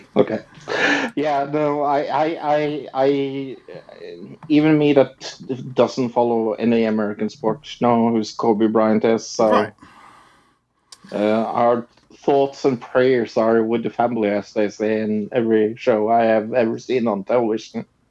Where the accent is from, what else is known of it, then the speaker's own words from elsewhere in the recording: Norway; I'm from Norway